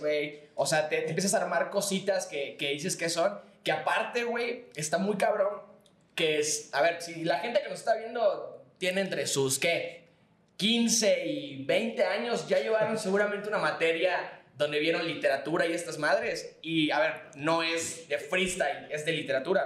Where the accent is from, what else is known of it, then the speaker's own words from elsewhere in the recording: Yucatán, Mexico; nosotros somos de Yucatán